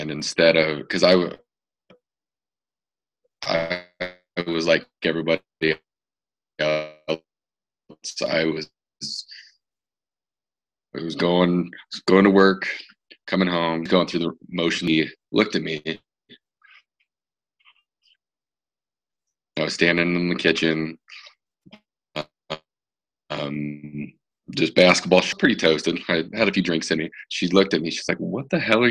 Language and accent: English; Denver, Colorado, United States; I've been here my whole life